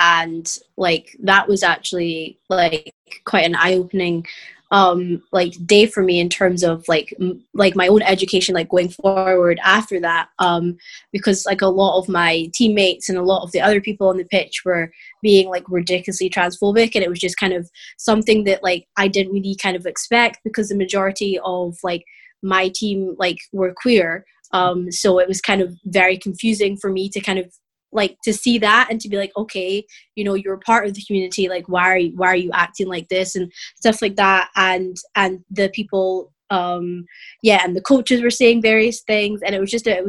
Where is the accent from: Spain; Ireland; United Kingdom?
United Kingdom; as a British person